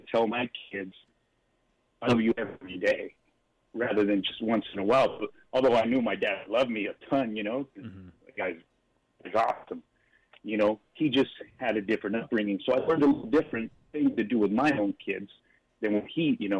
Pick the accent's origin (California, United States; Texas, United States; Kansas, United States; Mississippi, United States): California, United States; Long Beach; I grew up in Long Beach, which is a coastal city here in California, up until the age of 10. Then we moved out to a little bit called Montana